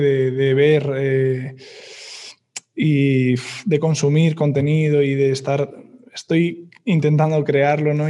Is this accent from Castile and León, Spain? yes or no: no; Madrid, Community of Madrid, Spain; también soy de Madrid